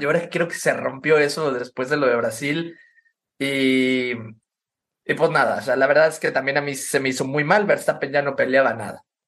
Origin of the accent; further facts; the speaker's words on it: Mexico; acá siendo mexicano